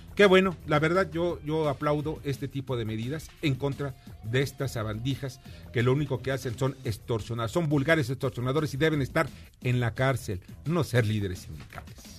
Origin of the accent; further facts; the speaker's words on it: Mexico; como mexicanos